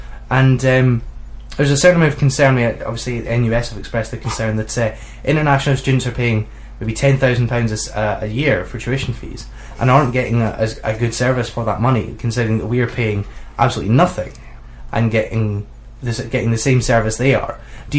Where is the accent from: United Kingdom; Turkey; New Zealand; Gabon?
United Kingdom; Scotland; am I the only Scottish student in the room?